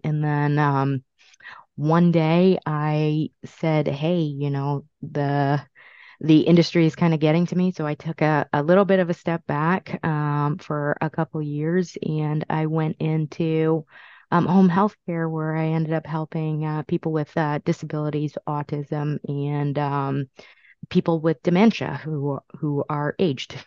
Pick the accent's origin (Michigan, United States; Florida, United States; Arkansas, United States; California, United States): California, United States; also born or lived in Brooklyn, New York; now in Massachusetts, United States; I was born in Brooklyn, raised in California, ended up here in Massachusetts for the last 23 years